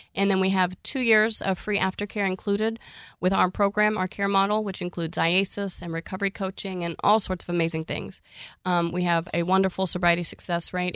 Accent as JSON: {"language": "English", "region": "Oklahoma", "country": "United States", "tie": "born or raised there", "said": "I'm from Oklahoma, born and raised, thirty-four years"}